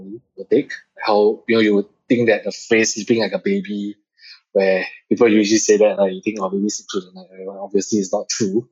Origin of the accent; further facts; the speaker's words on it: Singapore; being Singaporean, we all went to the army